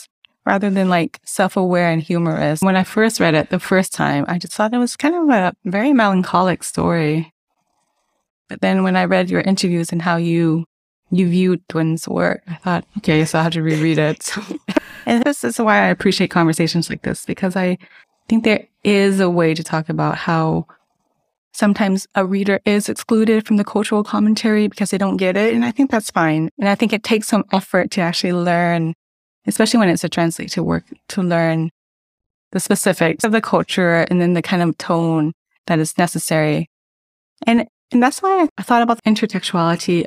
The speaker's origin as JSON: {"language": "English", "country": "United States", "tie": "born or raised there", "moved": "as an adult", "lives_now": "Hanover, Germany", "said": "I was born and raised in the United States"}